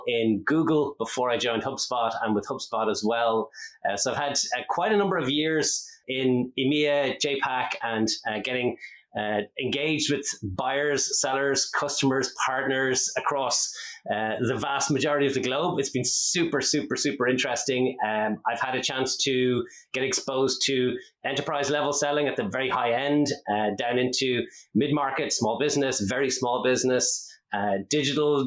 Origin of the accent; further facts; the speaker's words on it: Ireland; accent: Irish; also born or lived in Dublin; it doesn't give it away with my accent, I am Irish. I'm based here in Dublin in Ireland. I've been here for most of my life